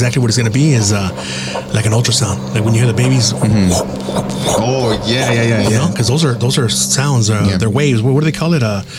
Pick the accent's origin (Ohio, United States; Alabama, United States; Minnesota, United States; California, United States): California, United States; San Gabriel; Today, we're in the town of San Gabriel, California, my hometown